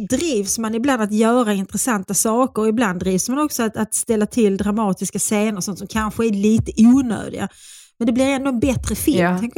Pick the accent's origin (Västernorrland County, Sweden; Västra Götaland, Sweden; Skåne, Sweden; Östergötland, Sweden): Skåne, Sweden; Skåne. Min man som ju inte mm. är skåning utan är eh, född i Stockholm